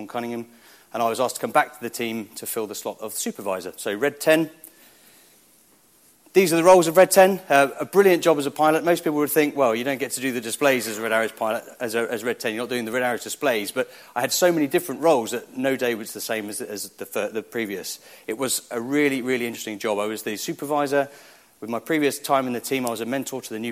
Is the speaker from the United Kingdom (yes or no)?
yes; Biggin Hill, London, United Kingdom; I grew up in Biggin Hill and joined the squadron there